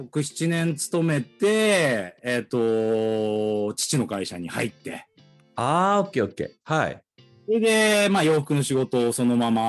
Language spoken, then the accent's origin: Japanese; Tokyo, Japan; born there; 東京生まれの、えー、1七7 7年生まれ。